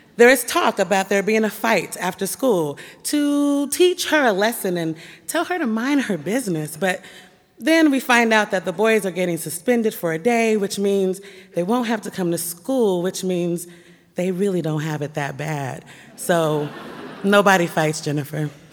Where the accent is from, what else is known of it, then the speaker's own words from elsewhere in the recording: Portland, Oregon, United States; My, my house, my school, my church were all nestled and nurtured in the black community of Northeast Portland